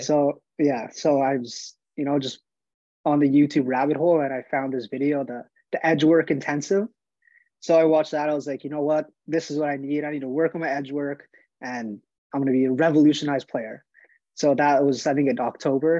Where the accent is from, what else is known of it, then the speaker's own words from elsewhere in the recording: Montreal, Quebec, Canada; I'm from Montreal, Quebec, Canada. I started playing hockey, you know, like a lot of Canadian kids, as soon as I could walk